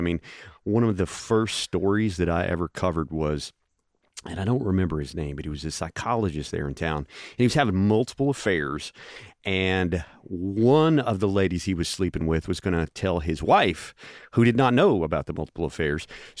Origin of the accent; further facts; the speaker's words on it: Powell, Tennessee, United States; moved away as an adult; also born or lived in McMinnville, Tennessee / Myrtle Beach, South Carolina; I was born and raised in Powell, actually.